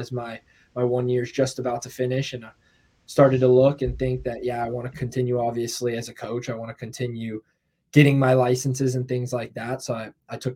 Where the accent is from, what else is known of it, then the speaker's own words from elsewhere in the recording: Southern California, United States; moved away as an adult; also born or lived in Orange County; now in Asheville, United States; I grew up in California. My whole youth career was in Southern California